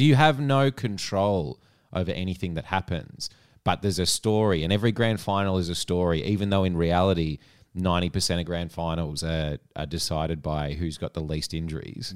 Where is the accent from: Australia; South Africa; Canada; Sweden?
Australia; I'd say Aussie